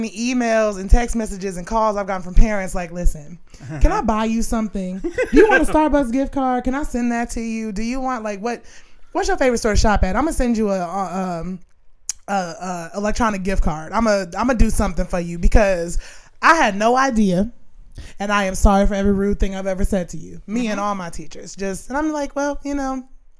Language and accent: English; New York, United States; born there; So I was born in New York. We moved here in 94.